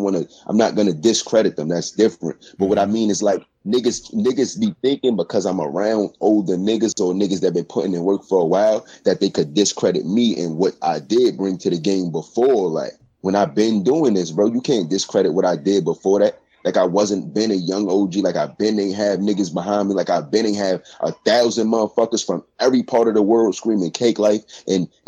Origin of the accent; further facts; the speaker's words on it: New York City, New York, United States; I done lived on Prospect. I done lived on Hunts Point